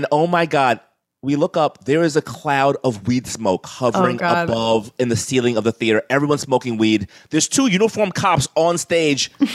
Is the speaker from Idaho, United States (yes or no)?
no; New York City, New York, United States; I grew up in Crown Heights, Brooklyn.